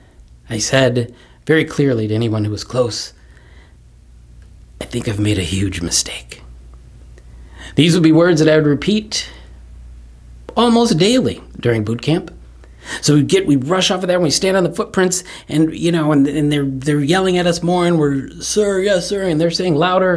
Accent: Kalamazoo, Michigan, United States; moved away as an adult; I grew up in Kalamazoo, Michigan, 2.5 hours west of Detroit

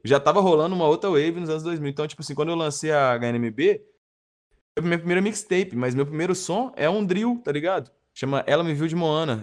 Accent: Nova Lima, Minas Gerais, Brazil; eu sou de Nova Lima, interior aqui, mas região metropolitana de BH.

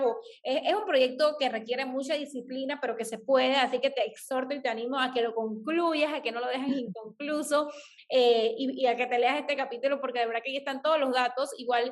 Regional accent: Chitré, Herrera, Panama; moved away; Yo soy del interior del país, yo crecí en Chitré, viví 10 años en Chitré

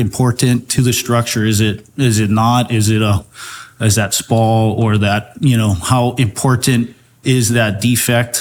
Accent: Hawaii, United States; Growing up in Hawaii, I mean, I was always in the water

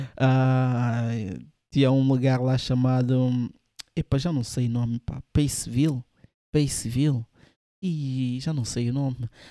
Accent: São Tomé & Príncipe; now in Portugal; Eu sou de Santo Tomé e vim para Portugal, estava a estudar

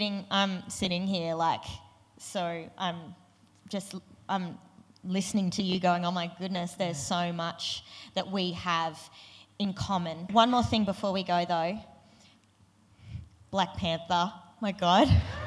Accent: Kakadu National Park, Northern Territory, Australia; I grew up in Kakadu National Park, which is an incredible place full of ancient sandstone

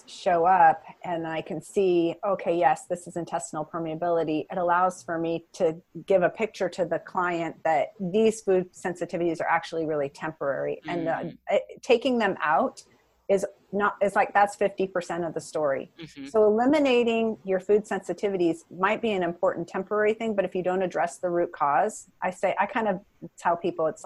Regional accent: Seattle, Washington, United States; I'm from Seattle

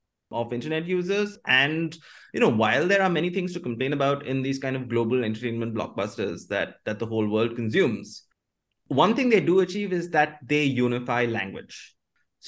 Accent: Kolkata, West Bengal, India; Kolkata is the city where I grew up

